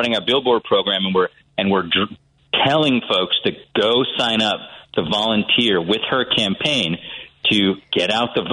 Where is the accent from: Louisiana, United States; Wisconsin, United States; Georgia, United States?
Wisconsin, United States